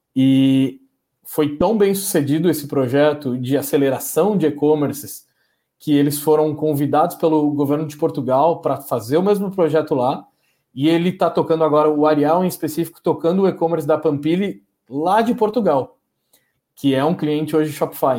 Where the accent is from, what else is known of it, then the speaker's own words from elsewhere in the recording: Porto Alegre, Rio Grande do Sul, Brazil; now in São Paulo, Brazil; nasci aqui em São Paulo, fiquei até os meus sete anos. Eh, e acabei, por causa da separação dos meus pais e tudo mais, acabei indo morar em Porto Alegre, que foi onde eu de fato fiz, iniciei a minha vida, tenho os meus amigos pessoais de infância